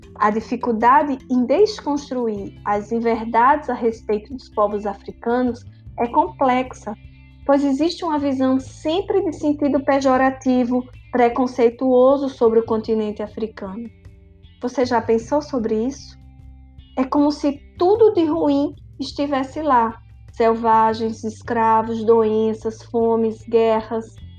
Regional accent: Brazil; Como brasileiros

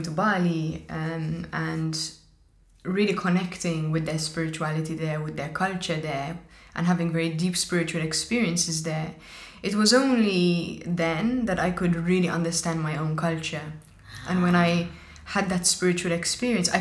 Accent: Malta; we're Maltese and we eat Hobbs Bizet

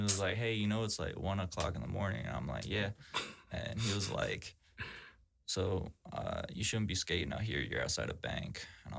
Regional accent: Peachtree City, Georgia, United States; I'm always going to rep Peachtree City because that's just, like, my hometown.

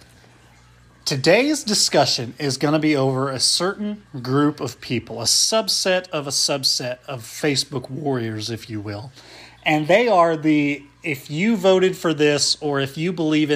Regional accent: a small Midwestern town, United States; Andy and I grew up in a small Midwestern town

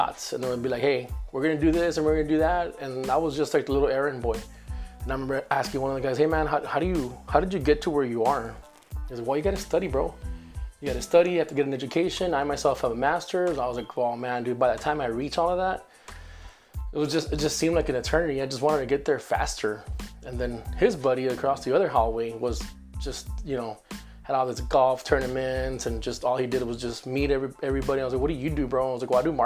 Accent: McAllen, Texas, United States; also born or lived in Reynosa, Tamaulipas, Mexico / Edinburg, Texas; I grew up in McAllen, Texas. I live now in Edinburgh, Texas

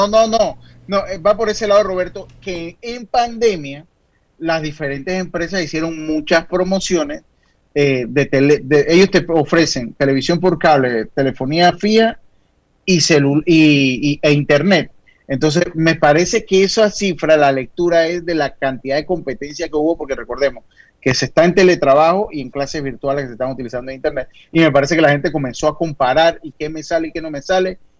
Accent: Panama; yo como panameño

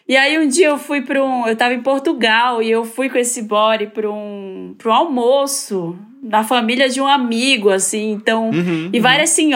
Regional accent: Belém, Pará, Brazil

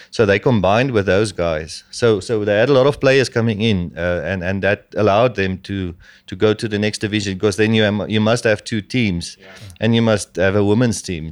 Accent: Namibia

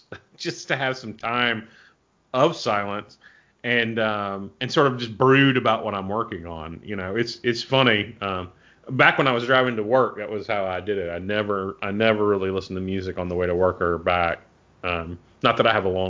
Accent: Arkansas, United States; I'm from Arkansas, so I'm from the cradle of the blues.

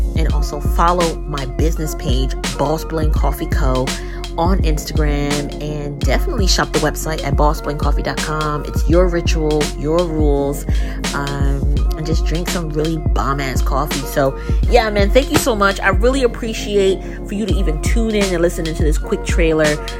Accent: Newark, New Jersey, United States; I'm a creative entrepreneur based out of Jersey, uh, born and raised in Newark.

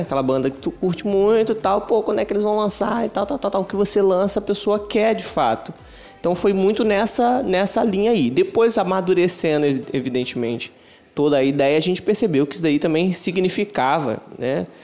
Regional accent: São Pedro da Aldeia, Rio de Janeiro, Brazil; A gente é de São Pedro da Aldeia, estado do Rio de Janeiro, interior do Rio

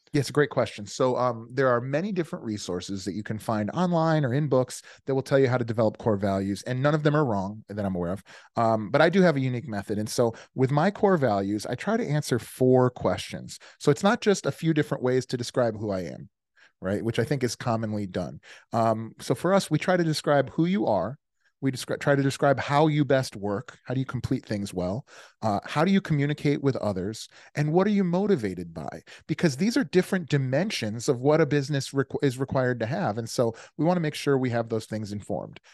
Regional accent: Des Plaines, Illinois, United States; also born or lived in Virginia / Naperville, Illinois; I grew up outside of Chicago in a place called Des Plaines, and then again, again in a place called Naperville

